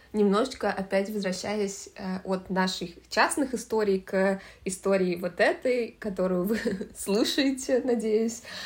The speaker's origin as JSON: {"language": "Russian", "region": "Moscow", "country": "Russia", "tie": "born or raised there", "said": "Я выросла в Москве"}